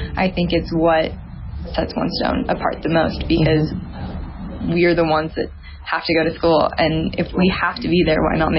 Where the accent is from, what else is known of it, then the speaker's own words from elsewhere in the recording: Boise, Idaho, United States; I'm from Boise, Idaho. I go to school at One Stone High School.